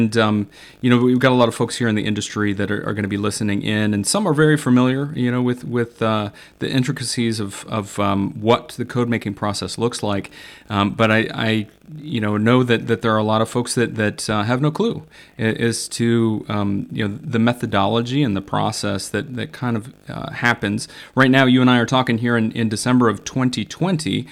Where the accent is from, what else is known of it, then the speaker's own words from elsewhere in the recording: Iowa, United States; I grew up in Iowa, so also a Midwesterner at heart.